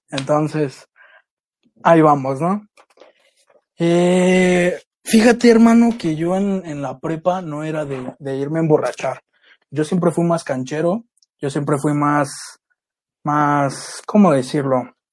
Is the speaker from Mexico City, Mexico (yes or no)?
yes; Mexico City, Mexico; soy de Iztapalapa